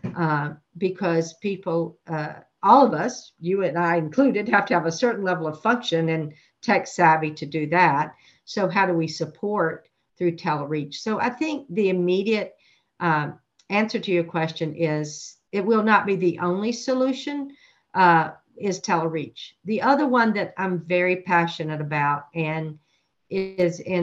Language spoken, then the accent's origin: English; North Carolina, United States; I'm from North Carolina